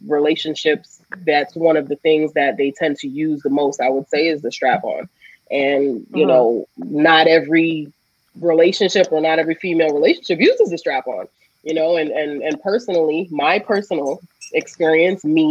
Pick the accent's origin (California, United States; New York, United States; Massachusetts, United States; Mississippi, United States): Massachusetts, United States; Boston; I'm originally from Boston